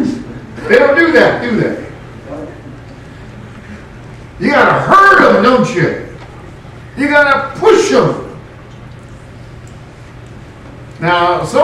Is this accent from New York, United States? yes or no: no; California, United States; moved away; my home state of California